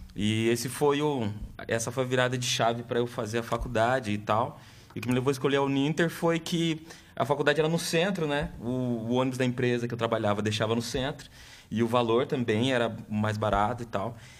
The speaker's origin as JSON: {"language": "Portuguese", "town": "Curitiba", "region": "Paraná", "country": "Brazil", "tie": "born or raised there", "said": "nasci na Vila Trindade, acho que a maioria conhece, aqui em Curitiba, uma comunidade bem carente"}